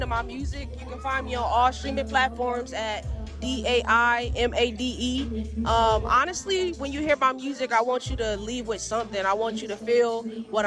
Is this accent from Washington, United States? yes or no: no; Milwaukee, Wisconsin, United States; my hometown, from Milwaukee